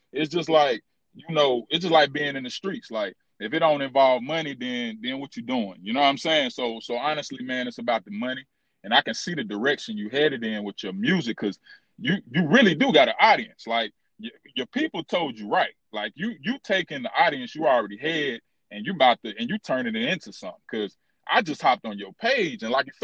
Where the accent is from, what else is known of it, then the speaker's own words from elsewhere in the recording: Charlotte, North Carolina, United States; I've been here my whole life